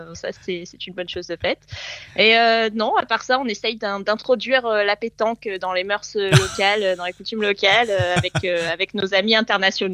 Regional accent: Port-Saint-Louis-du-Rhône, Provence-Alpes-Côte d'Azur, France; moved away as an adult; now in Sydney, Australia; ma ville natale

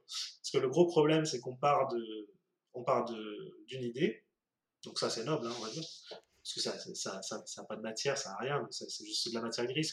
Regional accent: France; nous en tant que français

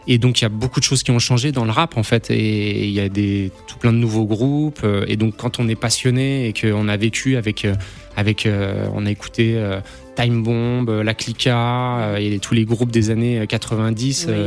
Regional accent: Paris, Île-de-France, France; born there; also born or lived in Auxerre / Dijon; je suis né à Paris, j'ai bougé en province, à Auxerre, à Dijon, etc.

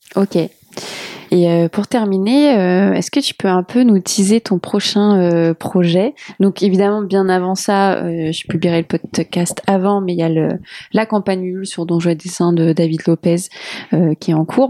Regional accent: Portugal; je suis portugaise

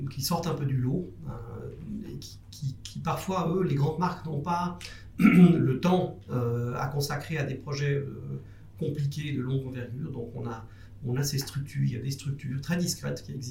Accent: Jura, Switzerland; born there; also born or lived in Zurich; on habitait Zurich à l'époque. Mhm. Moi je suis né dans le Jura en Suisse.

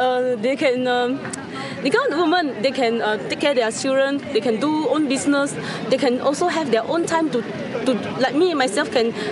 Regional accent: Penang, Malaysia; I'm from Penang, Malaysia.

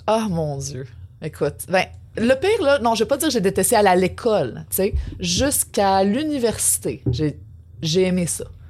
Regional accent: Quebec City, Quebec, Canada; moved away as an adult; also born or lived in Montreal; je suis parti de Québec pour venir à Montréal pour l'université

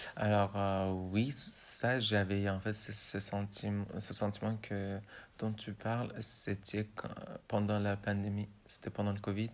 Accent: Iran; first language Persian; French is a second language; moved away as an adult; also born or lived in Rouen, France; now in France; ma langue natale, c'est le persan

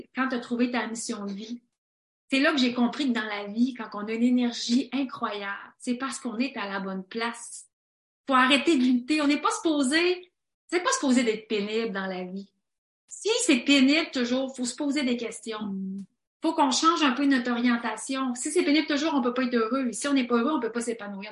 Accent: Quebec, Canada; nous, les gens en Amérique du Nord, les gens au Québec

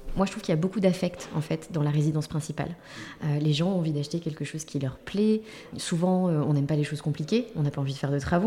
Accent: Paris, Île-de-France, France; on est parisien

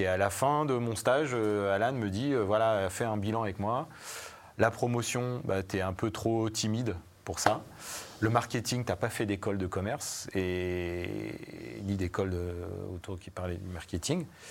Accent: Savoie, Auvergne-Rhône-Alpes, France; je viens pas du tout de, de Paris, je viens de, je viens de Savoie

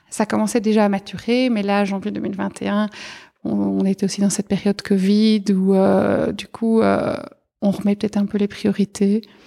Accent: Arlon, Wallonia, Belgium; moved away as an adult; now in Brussels, Belgium; je suis originaire à la base d'Arlon, donc euh, vraiment à la frontière euh, Belgique-Luxembourg

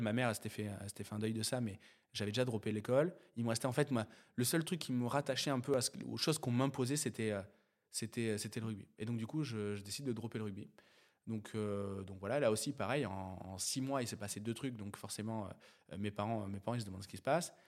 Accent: near Sainte-Foy-la-Grande, Gironde, Nouvelle-Aquitaine, France; je viens d'un petit bled de Gironde, euh, entre, euh, Bergerac et Bordeaux. euh, qui s'appelle Sainte-Foy-la-Grande

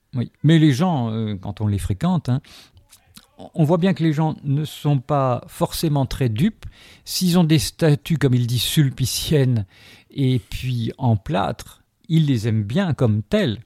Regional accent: Algeria; now in France; je suis né en Algérie notamment, et je suis venu en France en 63

